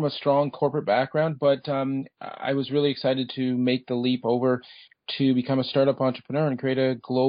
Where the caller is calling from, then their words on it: Toronto, Ontario, Canada; Okay, we're based out of Toronto, Ontario, Canada.